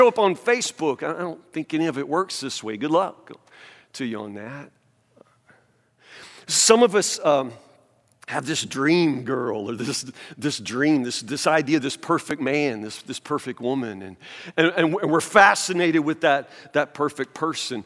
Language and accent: English; United States; I'm preaching in my hometown